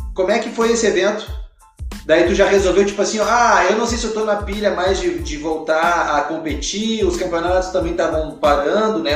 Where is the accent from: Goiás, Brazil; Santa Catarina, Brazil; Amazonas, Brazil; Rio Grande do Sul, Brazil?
Rio Grande do Sul, Brazil; Porto Alegre; lá de Porto Alegre, que eu sou gaúcho, né? Lá de Porto Alegre